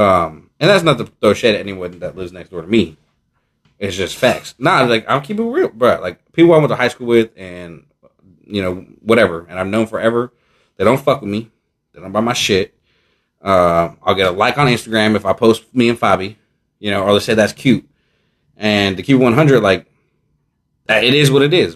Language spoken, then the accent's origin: English; San Leandro, California, United States; ask me where we're from, and I say San Leandro